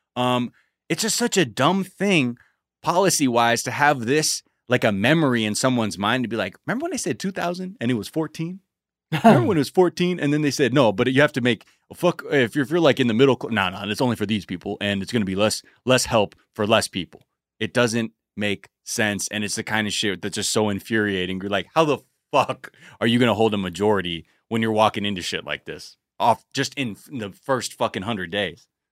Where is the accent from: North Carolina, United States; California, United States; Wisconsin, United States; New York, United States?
California, United States; I grew up in California